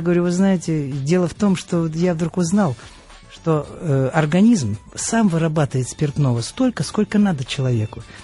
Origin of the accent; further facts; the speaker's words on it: Khimki, Moscow Oblast, Russia; Я родился в Москве, но, в общем-то, не в Москве, а в Подмосковье город э, Химки